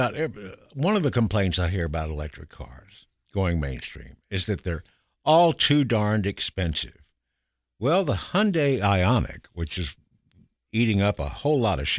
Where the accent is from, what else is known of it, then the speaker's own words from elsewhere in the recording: Kentucky, United States; moved away; I'm just from Kentucky